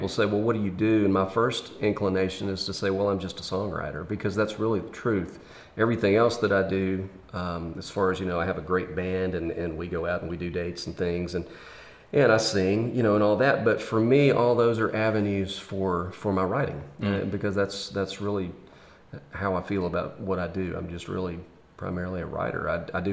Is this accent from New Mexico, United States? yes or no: no; Memphis, Tennessee, United States; also born or lived in Nashville; I grew up in Memphis making music and had a band